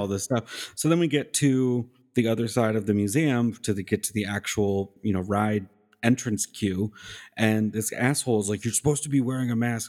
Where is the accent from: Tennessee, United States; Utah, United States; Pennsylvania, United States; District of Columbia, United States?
Tennessee, United States; Nashville; she asked me, "Where are you from?" I said, "Nashville."